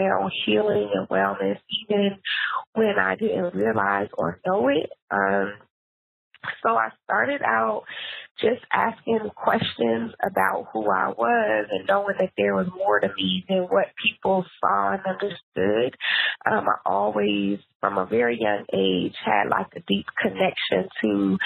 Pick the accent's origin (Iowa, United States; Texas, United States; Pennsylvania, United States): Pennsylvania, United States; Philadelphia; moved away as an adult; also born or lived in Atlanta, Georgia / Los Angeles, California; now in Oakland, United States; I am originally from Philly